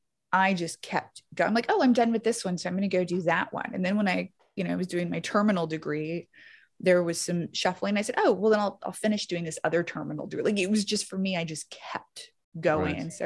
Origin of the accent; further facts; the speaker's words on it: Baton Rouge, Louisiana, United States; born there; accent: Southern; So I was born in Louisiana, Baton Rouge. Carville country. Yeah. Like very close, like same parish.